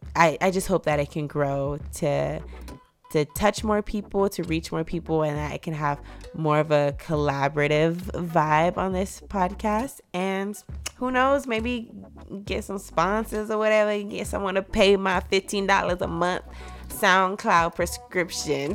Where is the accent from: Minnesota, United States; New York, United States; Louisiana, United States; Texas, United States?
Texas, United States; I was born in Texas. I'm a Texas babe.